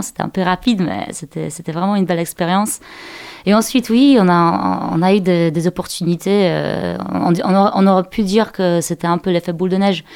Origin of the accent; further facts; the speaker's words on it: Poland; French is a second language; moved away as an adult; now in Angers, France; je suis je suis née et j'ai grandi en Pologne.